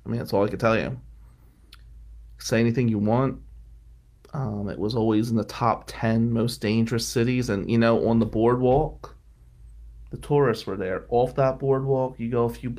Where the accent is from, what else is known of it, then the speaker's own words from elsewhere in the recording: Atlantic City, New Jersey, United States; growing up in Ducktown during that time period